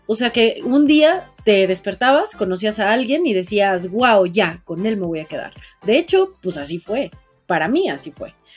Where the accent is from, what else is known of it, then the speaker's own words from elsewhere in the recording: Mexico; yo hablo como mujer, que soy mujer mexicana, que soy viviendo en una sociedad así